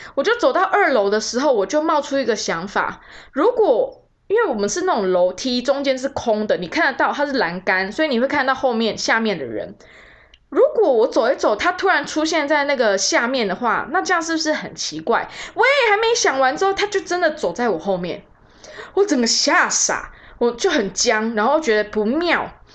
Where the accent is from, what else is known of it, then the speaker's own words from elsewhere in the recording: Taiwan; also born or lived in New York; 我就是一个来自台湾的孩子